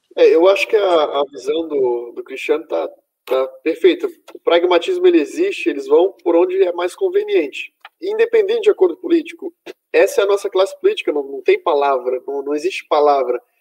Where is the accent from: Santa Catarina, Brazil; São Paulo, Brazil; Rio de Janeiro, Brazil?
Santa Catarina, Brazil; eu sou de Santa Catarina, um estado extremamente bolsonarista